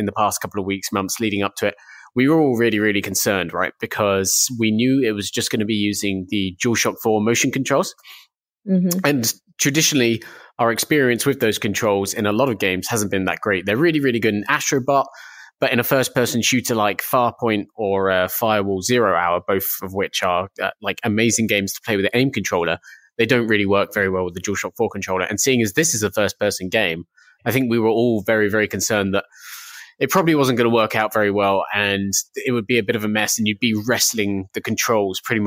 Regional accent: United Kingdom; I'm from the UK, and I work at UploadVR.com.

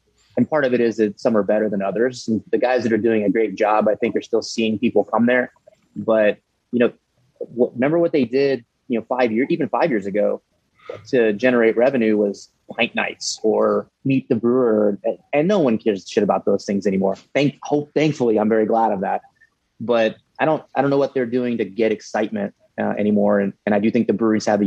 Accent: New Braunfels, Texas, United States; staying in my hometown didn't make sense

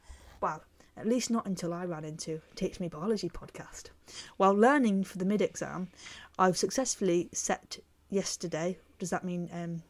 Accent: Israel; first language Hebrew; English is a second language; moved away as an adult; I was born in Israel and grew up with Hebrew as my first language, before I then left about 7 years ago and went to live and travel in Europe.

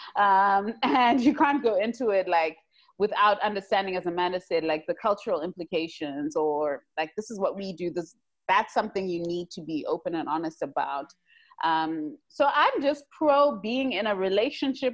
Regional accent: Zimbabwe; us growing up in Zim

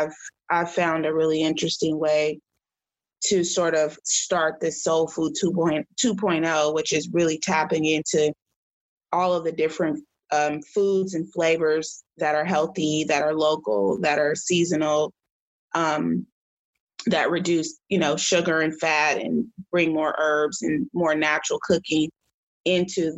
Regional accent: Oakland, California, United States; I was raised in the Oakland, Berkeley area

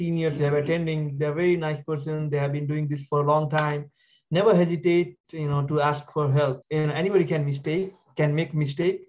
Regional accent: Nepal; moved away as an adult; now in Poughkeepsie, United States; I'm originally from Nepal. I graduated from Kist Medical College back in Nepal

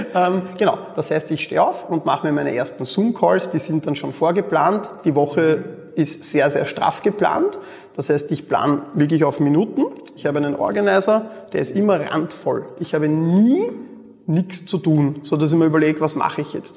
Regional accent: Mödling district, Lower Austria, Austria; ich bin neben Wien aufgewachsen im Bezirk Mödling

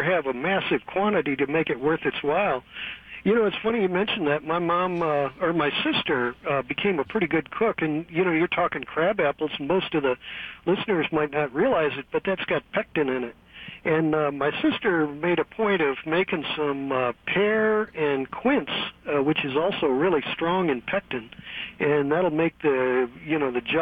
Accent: St. Louis, Missouri, United States; now in Pittsburgh, United States; I'm originally from St. Louis, and we had a basement in my parents' house

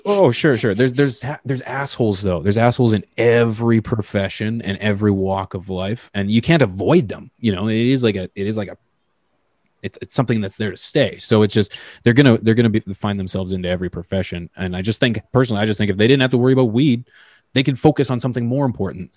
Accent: Canada; I mean that as a Canadian

